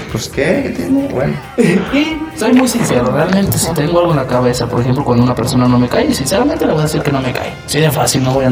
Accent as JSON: {"language": "Spanish", "country": "Mexico", "said": "Ay, que somos repuntuales, no manches. Somos mexicanos"}